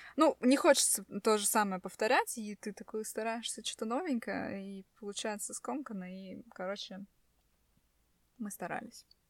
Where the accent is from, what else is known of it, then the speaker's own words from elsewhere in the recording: Tallinn, Harju County, Estonia; мы из Эстонии, э, из Сталина